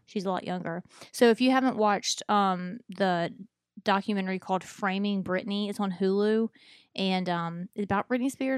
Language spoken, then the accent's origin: English; Mobile, Alabama, United States; I was b, y, born and raised here in Mobile